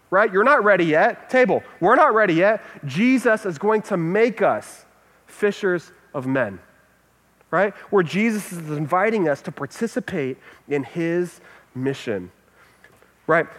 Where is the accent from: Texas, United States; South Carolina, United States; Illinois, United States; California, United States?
Texas, United States; moved away; also born or lived in Dallas, Texas; I'm from Texas.